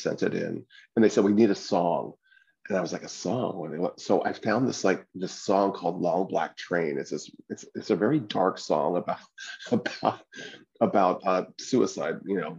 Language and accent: English; the South, United States; And I'm from the South, so I talk like this the entire time.